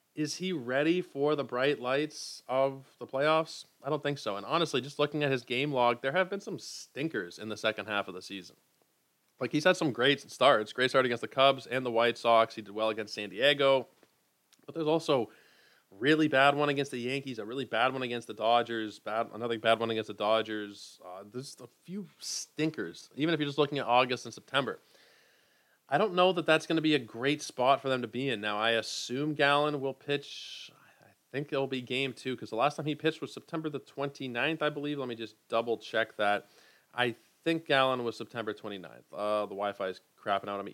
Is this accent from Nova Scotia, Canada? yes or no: no; Toronto, Ontario, Canada; my hometown, Blue Jays